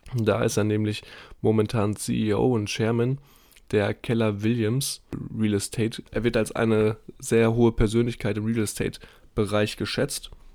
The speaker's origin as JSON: {"language": "German", "town": "Dortmund", "region": "North Rhine-Westphalia", "country": "Germany", "tie": "born or raised there", "moved": "yes", "said": "bei uns in Dortmund in der Heimat"}